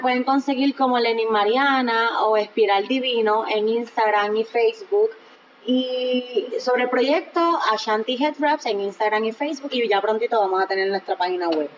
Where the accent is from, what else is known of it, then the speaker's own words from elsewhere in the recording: Puerto Rico; Nosotras como puertorriqueñas